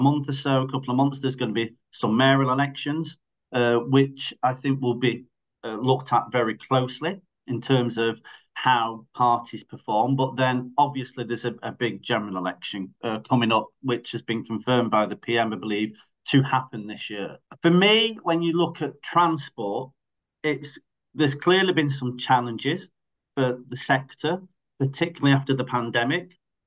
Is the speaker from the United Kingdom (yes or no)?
yes; Greater Manchester, North West England, United Kingdom; I live in Greater Manchester, I'm from Greater Manchester